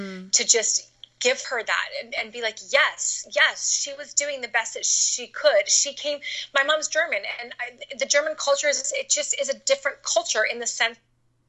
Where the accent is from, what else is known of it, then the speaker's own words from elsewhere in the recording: Canada; moved away as an adult; now in United States; I grew up in Canada. And then I moved to the United States when I was 18 to go to school